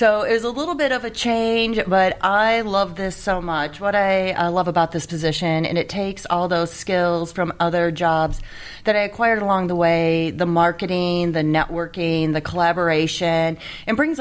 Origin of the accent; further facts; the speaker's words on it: Michigan, United States; moved away; also born or lived in Rockford, Michigan; I moved back to Michigan. I grew up in Michigan